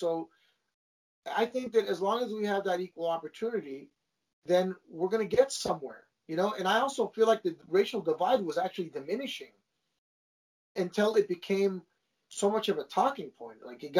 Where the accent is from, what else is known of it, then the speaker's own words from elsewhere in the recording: Los Angeles, California, United States; where I grew up in the San Fernando Valley and my group of friends, I didn't know another Armenian.